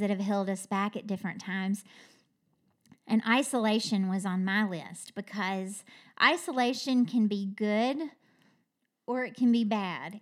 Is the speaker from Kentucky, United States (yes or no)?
yes; Kentucky, United States; I'm from Kentucky